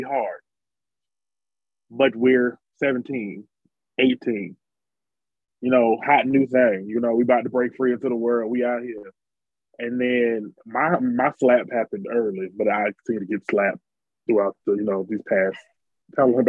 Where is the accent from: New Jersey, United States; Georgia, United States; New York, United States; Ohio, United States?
Georgia, United States; Atlanta; I love Atlanta. I'm from Atlanta. Bankheads on one.